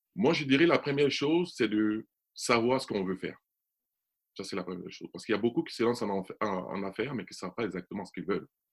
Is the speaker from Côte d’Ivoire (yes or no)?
yes; Côte d’Ivoire; je suis né en Côte d'Ivoire